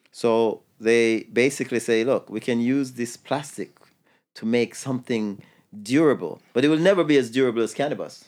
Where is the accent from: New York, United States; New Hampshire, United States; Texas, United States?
New York, United States; New York City; I grew up in New York City